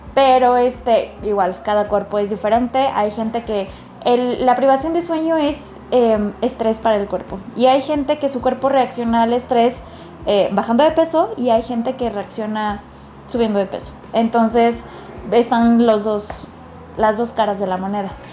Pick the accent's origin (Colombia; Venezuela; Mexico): Mexico; como mexicanos y como latinos tenemos una prevalencia